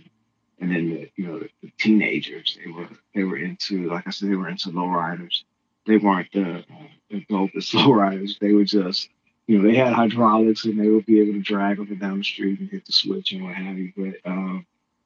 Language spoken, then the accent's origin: English; Compton, California, United States; I grew up in Compton